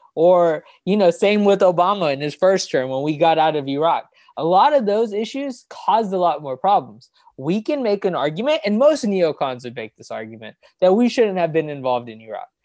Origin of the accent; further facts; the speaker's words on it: United States; we're American